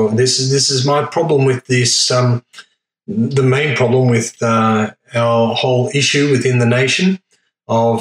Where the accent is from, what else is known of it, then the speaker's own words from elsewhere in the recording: Australia; I'm the fifth generation born in Australia